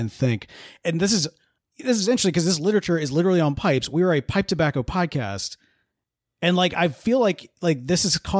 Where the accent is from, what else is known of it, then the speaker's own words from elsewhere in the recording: the South, United States; I mean, we're from the South.